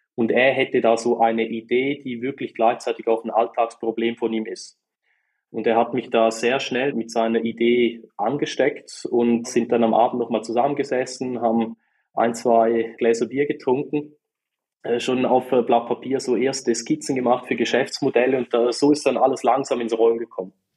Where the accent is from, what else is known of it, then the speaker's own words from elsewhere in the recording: St. Gallen, Switzerland; man hört es auch. Ich komme aus der wunderschönen Schweiz und ganz genau aus der Ostschweiz, aus äh, St. Gallen